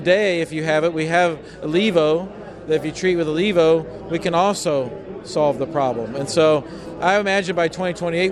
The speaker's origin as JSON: {"language": "English", "region": "Iowa", "country": "United States", "said": "I'm from Iowa"}